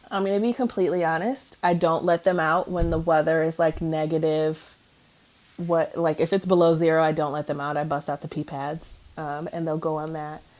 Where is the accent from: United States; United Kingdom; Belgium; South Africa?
United States; Cleveland, Ohio; I'm from Cleveland. I'm from the snow belt